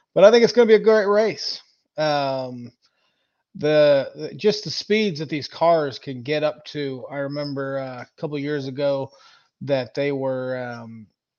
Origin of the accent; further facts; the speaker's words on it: Indianapolis, Indiana, United States; Growing up in Indy